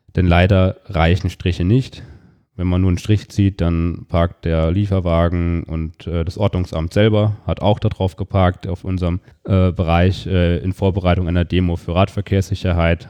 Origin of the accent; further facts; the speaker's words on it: Fulda area, Hesse, Germany; moved away as an adult; now in Darmstadt, Germany; In Fulda, da habe ich mein Abitur gemacht